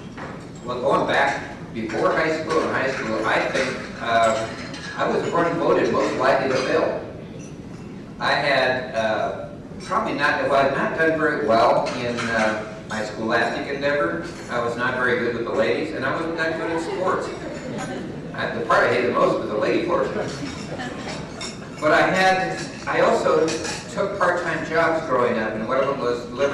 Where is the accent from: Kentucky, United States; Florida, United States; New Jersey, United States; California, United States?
California, United States; I'm from California